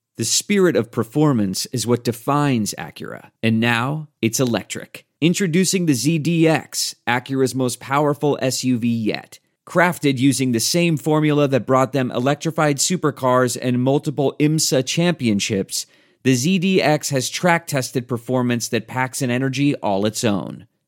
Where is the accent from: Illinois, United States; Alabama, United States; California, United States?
Illinois, United States; Chicago; I grew up in Chicago during the Michael Jordan era